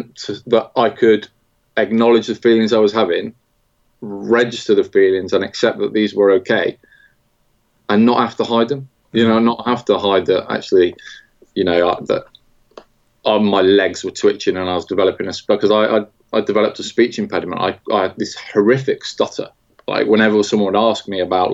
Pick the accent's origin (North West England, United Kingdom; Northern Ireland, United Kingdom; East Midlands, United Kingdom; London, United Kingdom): East Midlands, United Kingdom; Nottingham; I grew up in around Nottingham